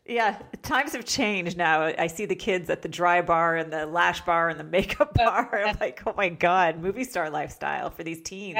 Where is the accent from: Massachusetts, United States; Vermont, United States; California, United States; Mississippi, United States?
Vermont, United States; moved away; I was from Vermont